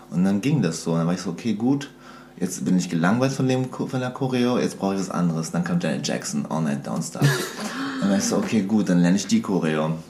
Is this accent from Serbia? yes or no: yes; Serbia; also ich komme eigentlich aus Serbien